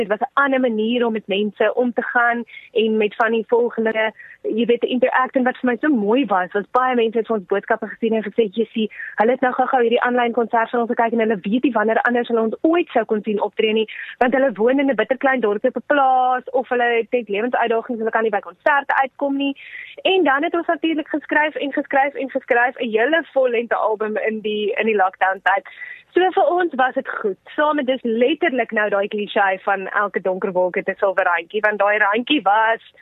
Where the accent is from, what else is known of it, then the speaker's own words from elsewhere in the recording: South Africa; ons is van Suid-Afrika